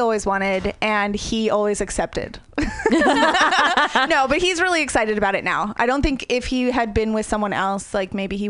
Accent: outside of Portland, Oregon, United States; moved away; also born or lived in New York City; Hicksville, outside of Portland, Oregon.

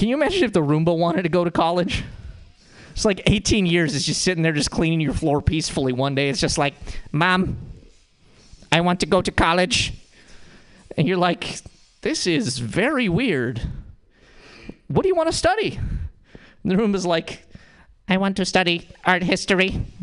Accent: Montana, United States; now in San Francisco, United States; The way that I know I'm from Montana is that I have an accent

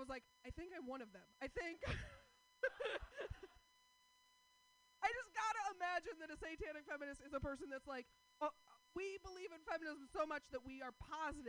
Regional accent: Portland, Oregon, United States; I'm from Portland.

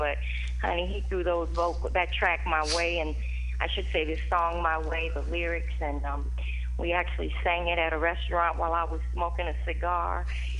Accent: Chicago, Illinois, United States; now in Atlanta, United States; Just so you know, I'm from Chicago, but I live in Atlanta now, so I picked up that southern drawl there.

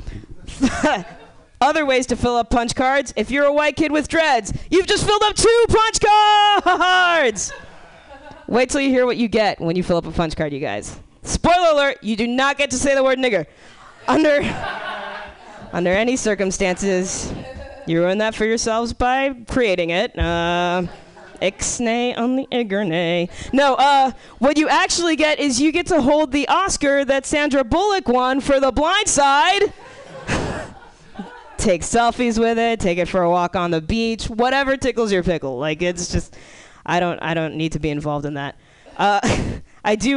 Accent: Miami, Florida, United States; moved away as an adult; now in San Francisco, United States; I grew up in Miami

